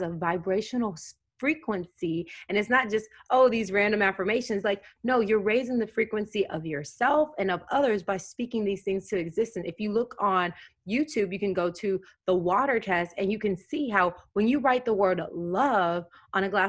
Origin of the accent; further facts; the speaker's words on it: Tennessee, United States; I grew up in Tennessee.